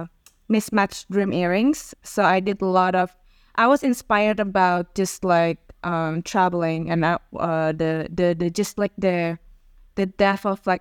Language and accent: English; Jakarta, Indonesia; I was born in Jakarta, Indonesia.